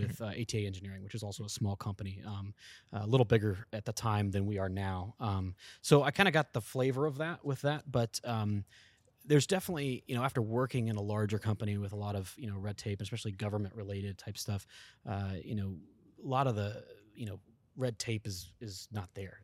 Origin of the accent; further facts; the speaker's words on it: East Coast, United States; I'm actually from the East Coast area, uh, Virginia and Georgia area